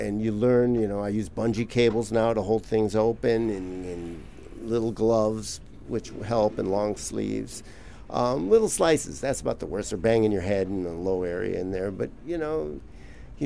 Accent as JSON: {"language": "English", "town": "Milwaukee", "region": "Wisconsin", "country": "United States", "moved": "yes", "lives_now": "Los Angeles, United States", "said": "I'm originally from Milwaukee, Wisconsin"}